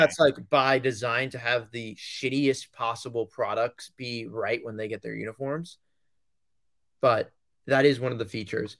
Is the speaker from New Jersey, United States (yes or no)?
no; Long Island, New York, United States; I'm from Long Island